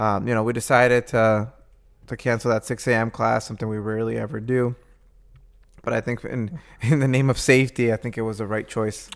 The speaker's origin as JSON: {"language": "English", "region": "Midwest", "country": "United States", "said": "being a Midwesterner"}